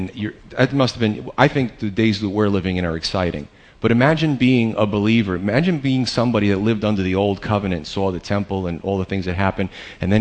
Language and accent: English; United States; as American believers, in 2013